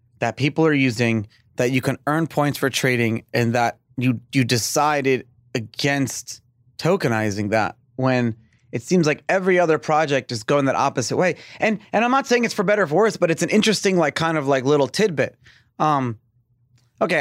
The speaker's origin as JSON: {"language": "English", "country": "United States"}